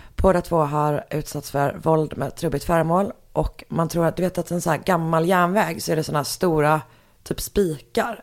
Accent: Gothenburg, Västra Götaland, Sweden; jag är från Göteborg.

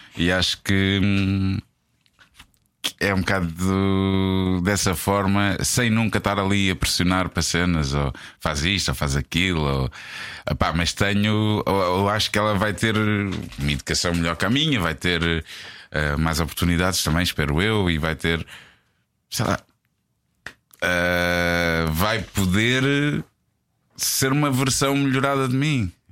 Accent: Portugal; nós, enquanto Tugas

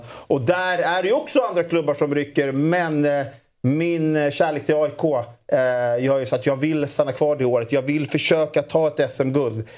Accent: Solna, Stockholm County, Sweden; born and raised i Solna är jag ju, så jag, jag kommer ju från AIKs ungdomsled.

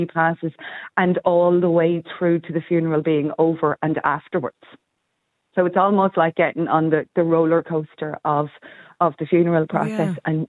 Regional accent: Ireland; I think as Irish, we ritualise our funerals very, very well.

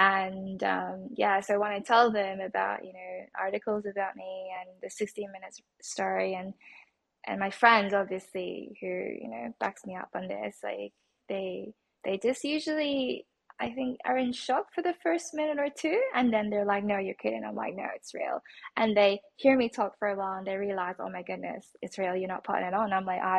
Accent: Australia; I'm Asian, and I was raised in Australia, and I was always very proud of my Aussie nationality.

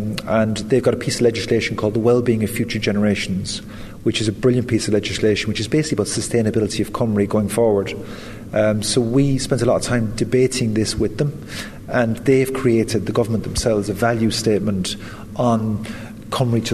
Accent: west of Ireland, Ireland; having grown up in the west of Ireland

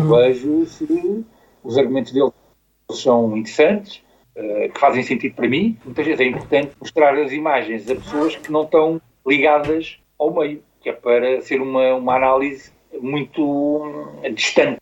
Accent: Almada, Setúbal, Portugal; also born or lived in Costa da Caparica; sou de Almada, depois vim morar para a Costa da Caparica, quando me casei

